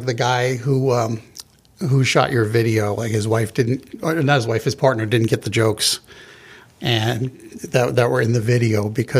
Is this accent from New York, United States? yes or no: yes; Long Island, New York, United States; I grew up on Long Island, and there was a pretty big Jewish population in that town.